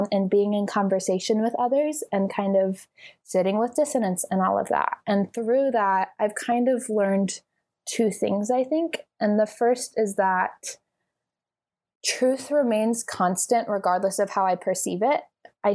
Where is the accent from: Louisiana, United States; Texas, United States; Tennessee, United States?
Texas, United States; moved away as an adult; now in California, United States; I'm from Texas